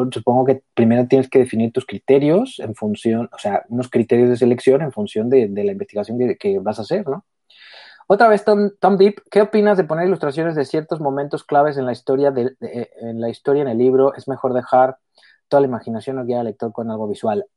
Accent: Mexico; También soy mexicana, pero vivo también fueras.

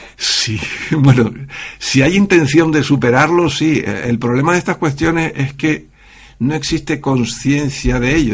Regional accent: Canary Islands, Spain; yo soy canario

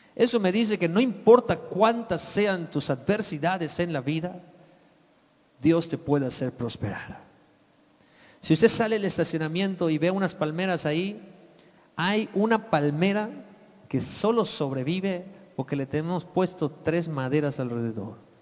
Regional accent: Yucatán, Mexico; moved away as an adult; also born or lived in Mexico City; Yo era un yucateco de 23 años cuando llegué al Distrito Federal a vivir

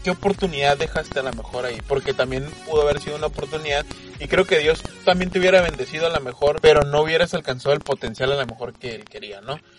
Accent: Mexico; soy mexicano

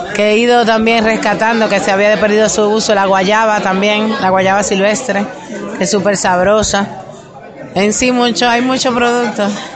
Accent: Dominican Republic; nosotros los dominicanos

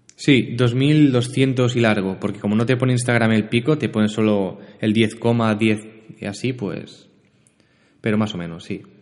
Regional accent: Barcelona, Catalonia, Spain; born or raised there; also born or lived in L'Hospitalet de Llobregat

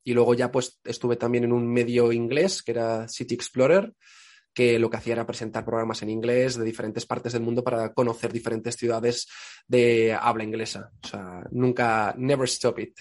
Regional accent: Aragon, Spain; also born or lived in Poland / England; mi sentimiento como aragonés

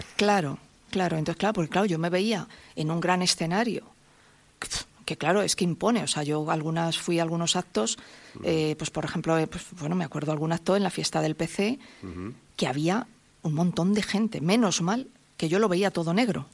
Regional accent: Santa Cruz, Spain; also born or lived in Madrid; mucho de mi infancia en Santa Cruz

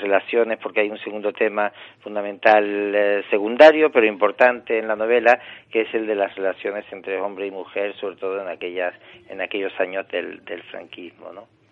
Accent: Tangier, Tanger-Tetouan-Al Hoceima, Morocco; moved away as an adult; nací en Tánger y viví en Marruecos los 27 primeros años de, mi vida

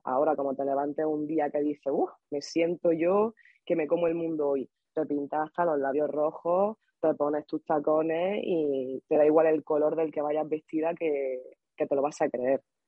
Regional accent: Granada, Andalusia, Spain; moved away as an adult; now in Madrid, Spain; yo vengo de Granada y Granada es una ciudad pequeñita

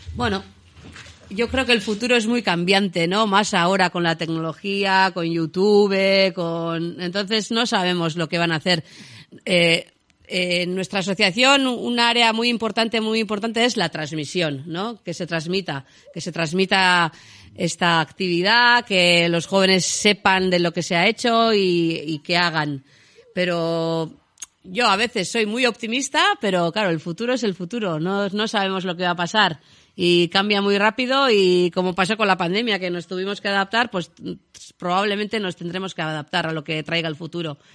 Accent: Lesaka, Navarre, Spain; soy una chica de Lesaca, una chica, tengo 47 años

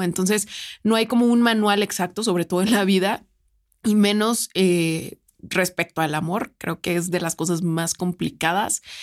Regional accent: San Luis Potosí, Mexico; yo soy de San Luis

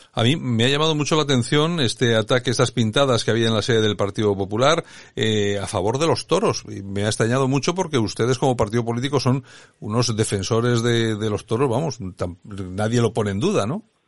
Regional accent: Spain; nosotros somos españoles

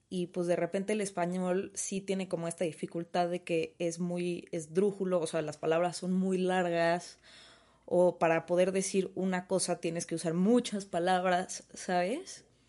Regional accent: Mexico; first language Spanish; siendo mexicanos

